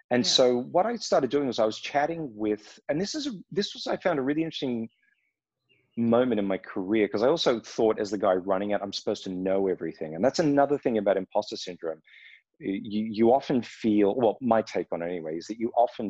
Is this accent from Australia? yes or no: yes; Australia; moved away as an adult; also born or lived in Los Angeles, United States; now in Berlin, Germany; I grew up in Australia